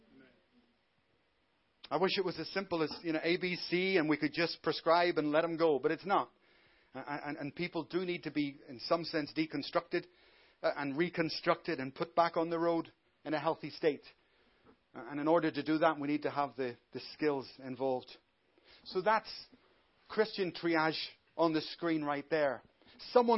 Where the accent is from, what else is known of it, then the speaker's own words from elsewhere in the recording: Belfast, Northern Ireland, United Kingdom; I come from Belfast